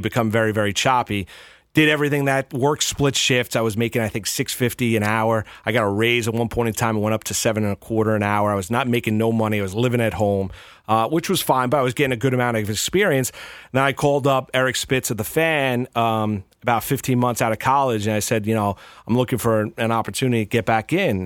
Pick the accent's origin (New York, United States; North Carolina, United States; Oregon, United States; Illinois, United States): New York, United States; Pearl River; also born or lived in Blauvelt, New York; I grew up in Pearl River, Bluevelt, i-, in Rockland County